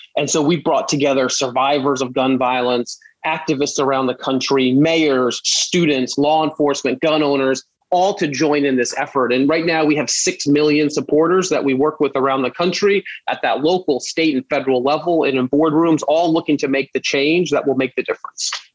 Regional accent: New York City, New York, United States; I grew up in Brooklyn

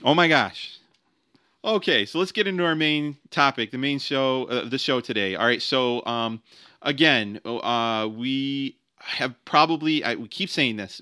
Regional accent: United States; I'm an American

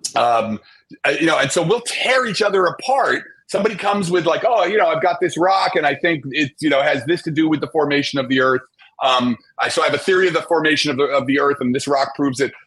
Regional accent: New Jersey, United States; I grew up in Jersey, right across from the city, uh, New York City

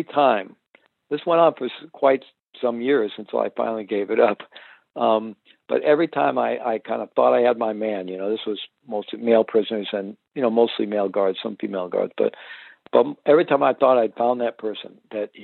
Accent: Missouri, United States; I'm originally from Missouri, the show me state

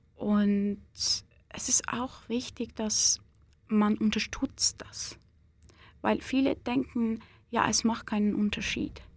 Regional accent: Iran; German is a second language; now in Switzerland; ich eine Iranerin bin. Es ist wahrscheinlich wegen meiner äh, Nationalität

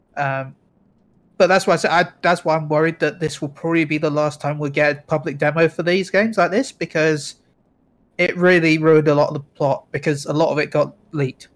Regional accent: England, United Kingdom; I'm British

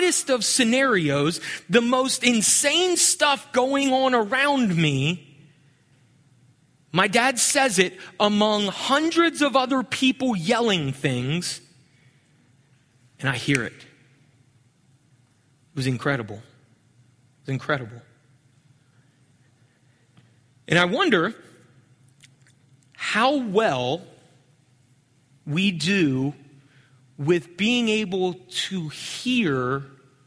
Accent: Pennsylvania, United States; moved away; I grew up in Pennsylvania

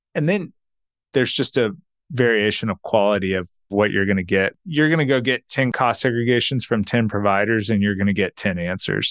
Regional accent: Texas, United States; I'm from Texas, and we have these gas stations called Buc-ee's

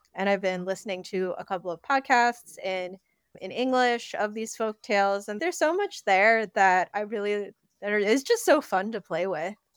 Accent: Connecticut, United States; moved away as an adult; now in New York, United States; I grew up in Connecticut, A K A the most cursed state

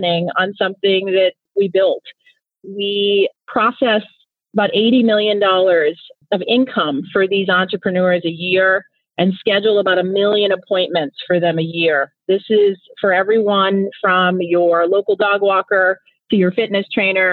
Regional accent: Nigeria; first language Igbo; English is a second language; moved away; I'm originally from Nigeria. And I've always loved languages, and I speak my native tongue, which is Igbo

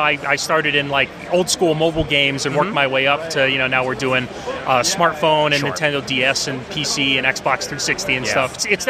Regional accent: Western Massachusetts, United States; I grew up in Western Mass.

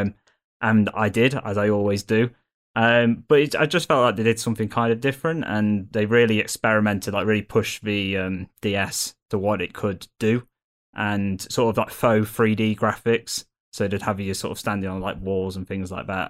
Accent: Derby, East Midlands, United Kingdom; I'm from Derby

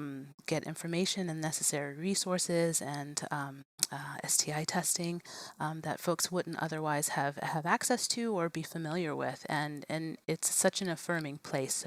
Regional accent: Virginia, United States; also born or lived in Richmond, Virginia; now in Staunton, United States; I'm born and raised in Virginia, but I had lived in Richmond and Northern Virginia, close to DC

